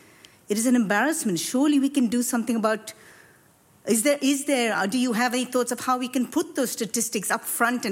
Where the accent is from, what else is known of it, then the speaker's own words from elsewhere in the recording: Australia; as an Australian.